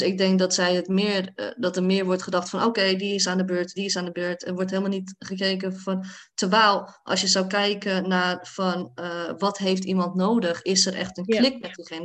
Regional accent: Hoorn, North Holland, Netherlands; now in The Hague, Netherlands; Ik kwam dan uit Hoorn, een dorp, best wel eh, een witte dorp

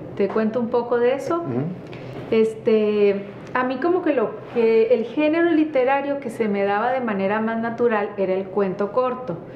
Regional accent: northern Mexico, Mexico; nosotros los norteños

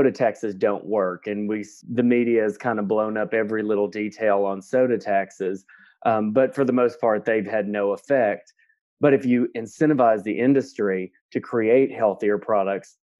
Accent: Southwestern Kentucky, United States; now in Washington, D.C., United States; I'm from Southwestern Kentucky

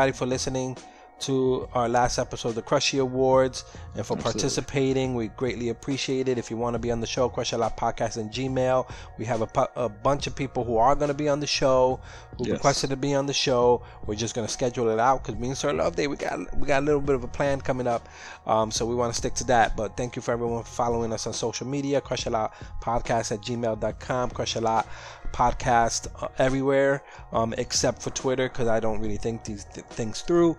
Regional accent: New York City, New York, United States; I'm from Sunset Park, Brooklyn.

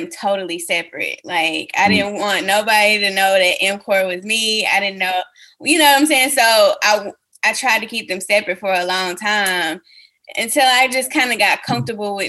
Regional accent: Huntsville, Alabama, United States; my hometown of Huntsville, Alabama

